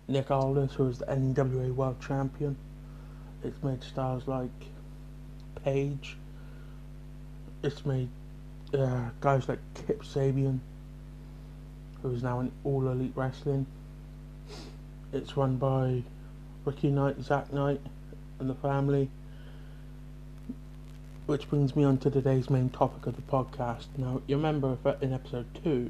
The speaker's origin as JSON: {"language": "English", "town": "Bridgwater", "region": "South West England", "country": "United Kingdom", "said": "I'm from Bridgewater"}